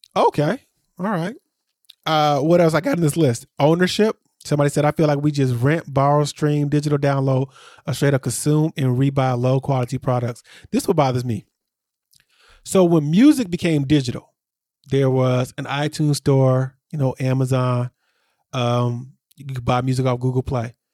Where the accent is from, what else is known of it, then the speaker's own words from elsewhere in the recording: Aurora, Illinois, United States; I grew up in Aurora, which is the city right next to me, and Aurora has a casino downtown